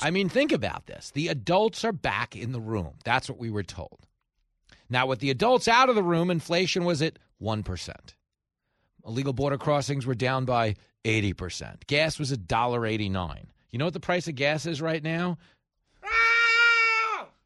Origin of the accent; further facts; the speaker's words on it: New York, United States; here in my home state of New York